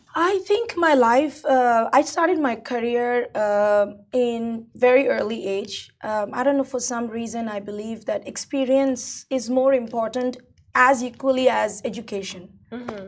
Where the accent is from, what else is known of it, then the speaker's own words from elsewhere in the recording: India; now in United Arab Emirates; I'm originally Indian, right? So coming from India